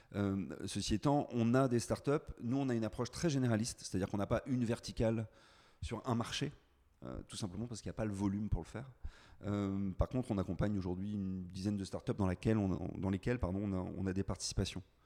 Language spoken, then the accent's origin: French; Landerneau, Brittany, France; also born or lived in Paris; now in Brest, France; Je suis né à Landerneau, juste à côté de Brest.